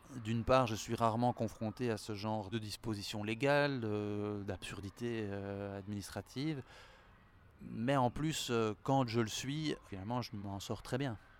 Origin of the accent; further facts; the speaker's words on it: Brussels, Brussels-Capital Region, Belgium; je suis belge, je suis né à Bruxelles, mes deux parents sont belges